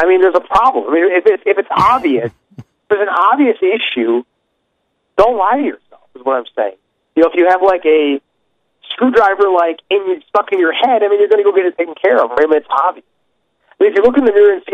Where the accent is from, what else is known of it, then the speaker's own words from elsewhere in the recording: Chicago, Illinois, United States; I'm from the South Side.